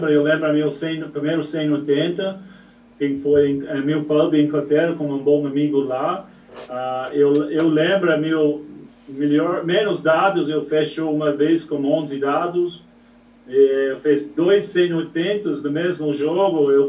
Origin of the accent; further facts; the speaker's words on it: New Zealand; Portuguese is a second language; Eu venho da, do outro lado do mundo, eu sou originalmente de Nova